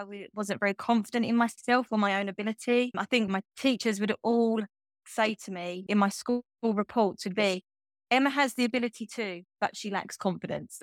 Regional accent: Grays, East of England, United Kingdom; moved away as an adult; now in Norfolk, United Kingdom; I grew up in, in Essex in England, in a small townish, you could get called Grays

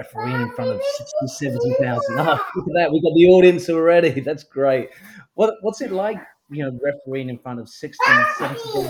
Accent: Brazil; I grew up in Brazil

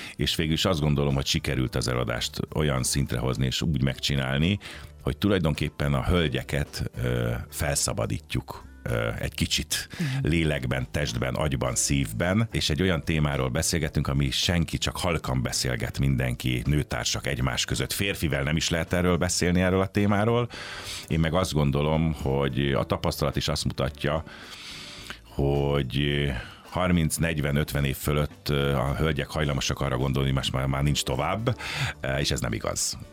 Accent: Pécs, Baranya, Hungary; moved away as an adult; now in Budapest, Hungary; én Pécsi vagyok, tehát a szüleim is ott éltek, édesapám is ott volt orvos

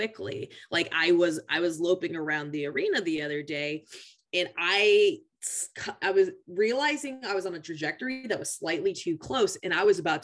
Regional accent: Tacoma, Washington, United States; I grew up in Pierce County 4-H, which Pierce County is a relatively more diverse county just because we have the military.

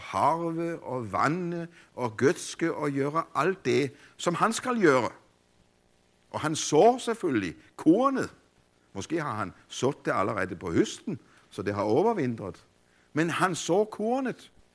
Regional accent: Denmark; also born or lived in Copenhagen, Denmark; jeg voksede op i Grundviks og Kols fædreland

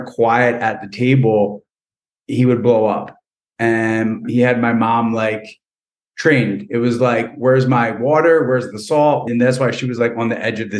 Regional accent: Lawrence, New Jersey, United States; I grew up in Lawrence, New Jersey, which is probably about a half an hour from Philly.

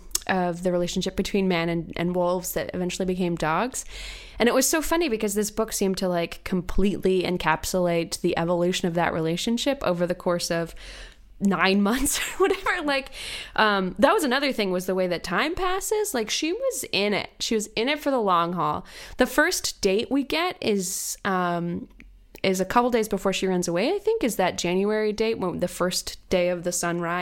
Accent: Virginia, United States; born or raised there

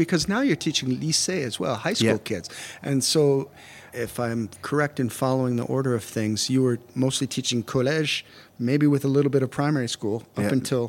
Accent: United States; as American

